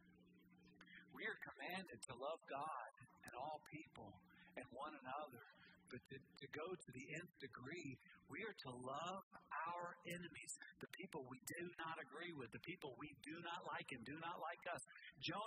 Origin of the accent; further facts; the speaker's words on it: United States; I'm an American